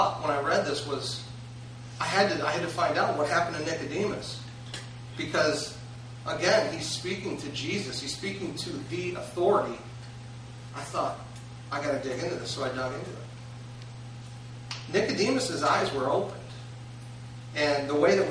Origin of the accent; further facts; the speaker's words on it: Roseville, United States; I grew up in Roseville